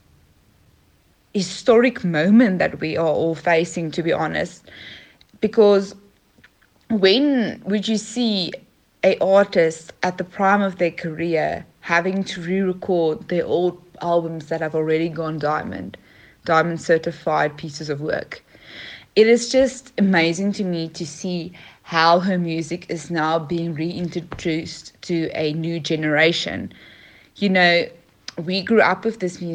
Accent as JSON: {"language": "English", "country": "South Africa", "said": "I am from South Africa"}